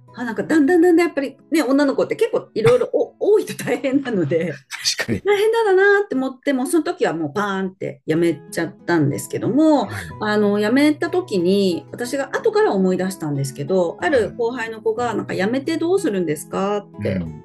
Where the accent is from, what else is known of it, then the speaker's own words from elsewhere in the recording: Nagoya, Aichi, Japan; 私はえっと名古屋出身で名古屋在住